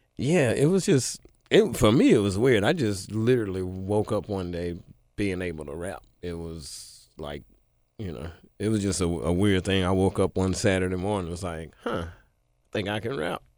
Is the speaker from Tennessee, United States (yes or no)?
yes; Memphis, Tennessee, United States; I'm from Memphis, Tennessee